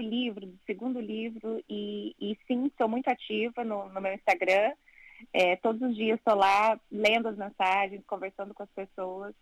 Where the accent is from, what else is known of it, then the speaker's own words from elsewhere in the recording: Brazil; moved away as an adult; also born or lived in Italy / Portugal; now in London, United Kingdom; eu saí do Brasil buscando melhores